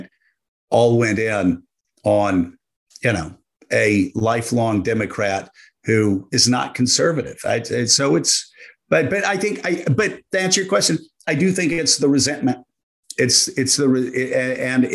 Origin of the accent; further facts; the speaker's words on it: Deep South, United States; I grew up in the Deep South.